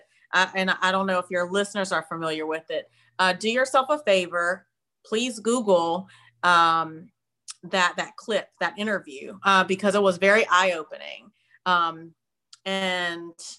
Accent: Spartanburg, South Carolina, United States; now in Washington, D.C., United States; I'm originally from Spartanburg, South Carolina, which is a smaller town right next to Greenville, South Carolina

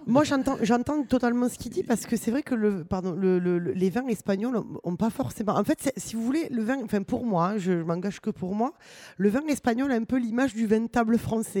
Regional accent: Toulouse, Occitania, France; chez nous à Toulouse

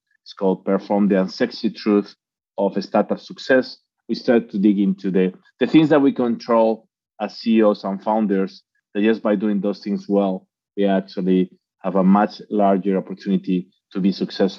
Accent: Spain; English is a second language; moved away; I'm actually from Spain, even if I've been living in, I think by now, 25, 30 cities.

